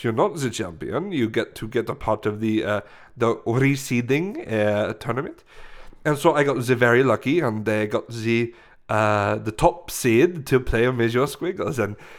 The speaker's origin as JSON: {"language": "English", "country": "France", "second_language": "English", "said": "But I'm saying it in the French language. You know, I am from France."}